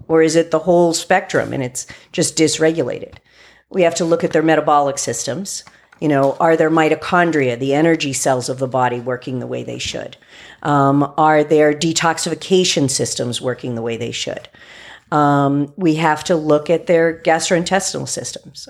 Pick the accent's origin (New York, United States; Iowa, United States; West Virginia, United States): West Virginia, United States; I grew up in West Virginia